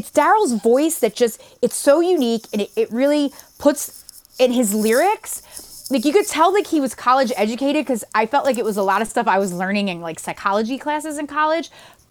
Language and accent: English; right outside of Philly, Pennsylvania, United States; I grew up right outside of Philly